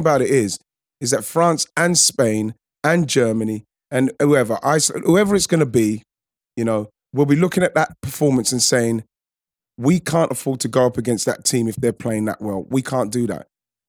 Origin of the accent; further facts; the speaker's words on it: England, United Kingdom; because like, we're English, we should be happy that we're progressing and we're doing well.